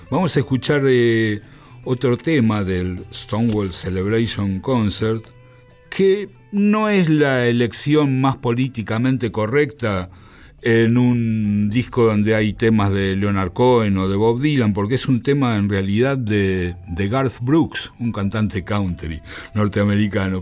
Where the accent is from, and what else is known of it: Argentina